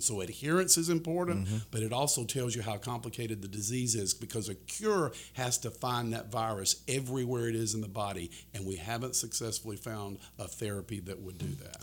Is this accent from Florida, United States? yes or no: yes; Florida, United States; my home state of Florida